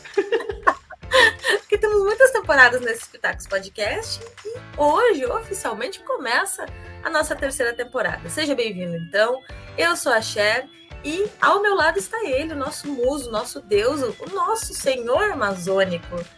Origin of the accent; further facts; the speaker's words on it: Rio Grande do Sul, Brazil; now in Curitiba, Brazil; eu sou do Rio Grande do Sul